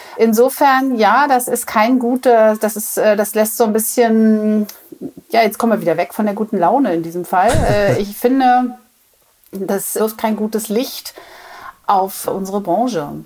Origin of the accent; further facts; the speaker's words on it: the East, East Germany, Germany; ich komme ja aus dem Osten